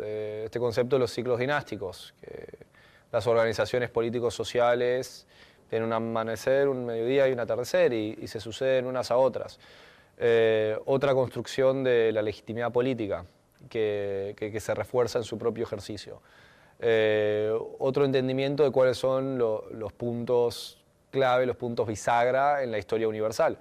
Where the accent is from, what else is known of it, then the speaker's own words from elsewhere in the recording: Argentina; siendo occidental, siendo latino, siendo argentino